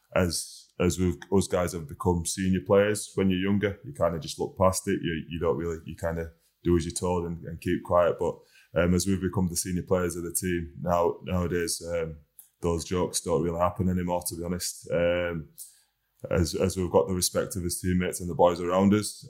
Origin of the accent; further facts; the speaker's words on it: Huddersfield, Yorkshire and the Humber, United Kingdom; being a local boy, definitely. It's a great place to be, great place to grow up